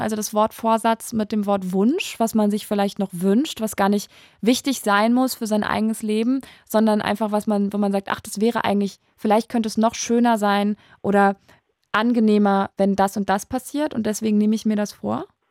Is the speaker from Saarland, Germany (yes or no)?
yes; Saarland, Germany; now in Berlin, Germany; Komm ja ursprünglich aus dem Saarland.